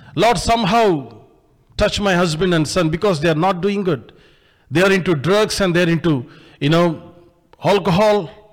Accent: India; I came all the way from India

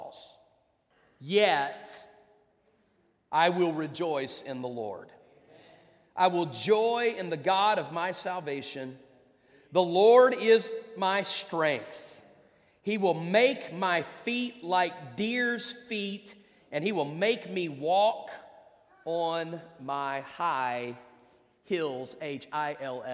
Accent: West Virginia, United States; moved away; I grew up in West Virginia.

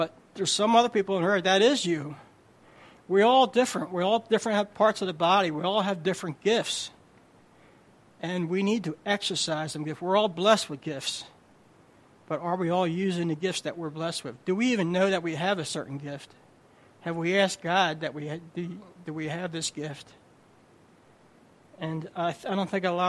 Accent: New Jersey, United States; I'm from Jersey

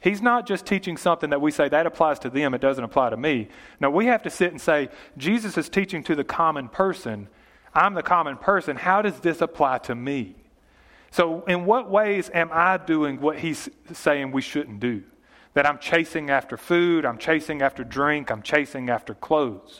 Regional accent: Yatesville, United States; We're from Yatesville

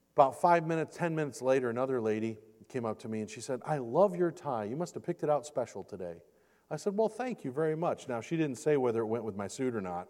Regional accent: Michigan, United States; this is my home state, home state of Michigan

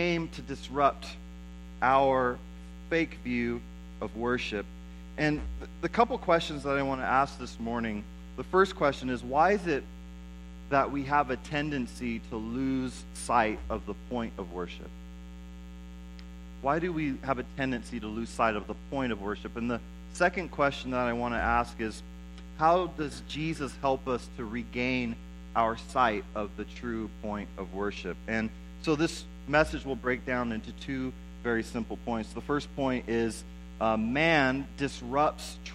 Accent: United States; we as Americans

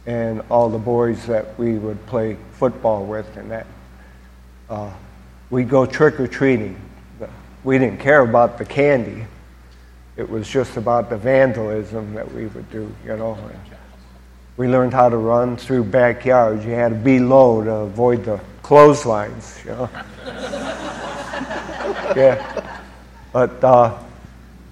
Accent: Macedonia, Ohio, United States; born or raised there; also born or lived in Garfield Heights, Ohio

